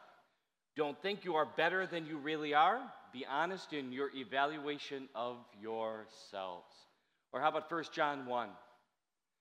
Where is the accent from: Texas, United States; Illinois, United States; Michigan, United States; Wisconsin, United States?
Wisconsin, United States; I'm from Wisconsin. Bag sounds like beg